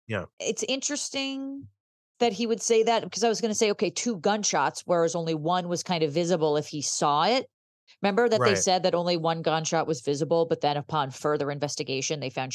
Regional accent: New York City, New York, United States; as a New Yorker, it depends on the pizza.

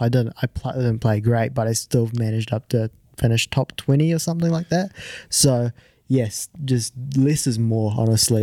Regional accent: New Zealand; also born or lived in Japan; I'm originally from Japan, um, but I moved over when I was five. So, I've played all, I, I started golf when I was ten. So, I've played all my golf in New Zealand

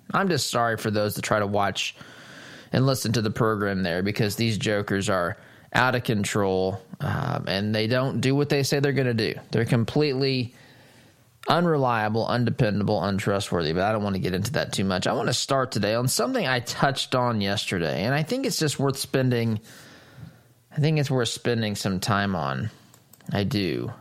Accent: United States; I am an American.

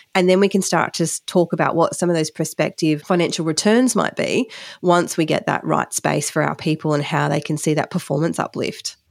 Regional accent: Western Queensland, Australia; growing up in Western Queensland

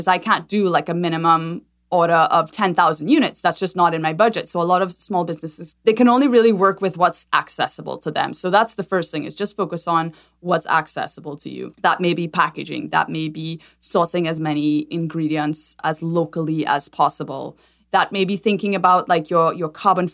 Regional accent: Trinidad & Tobago; moved away as an adult; now in United States; I'm originally from Trinidad and Tobago, born and raised there, and have lived in the States for about 15 years.

